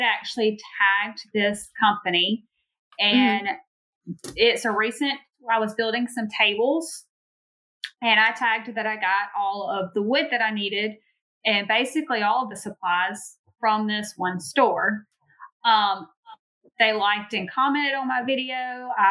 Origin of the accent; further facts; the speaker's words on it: Louisiana, United States; I am from a very small town in Louisiana. If you haven't caught on to the accent, I've gotten a lot of comments recently about my accent.